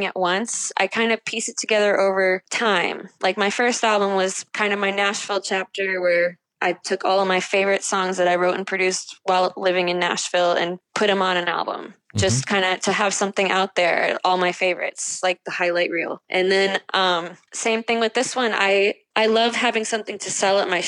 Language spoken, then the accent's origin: English; Dominican Republic; moved away; I grew up in the Dominican Republic and speak Spanish